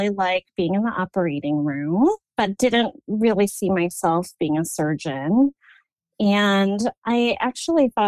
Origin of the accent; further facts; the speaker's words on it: Chicago, Illinois, United States; moved away as an adult; also born or lived in New York City, United States; now in Portland, United States; I loved growing up in Chicago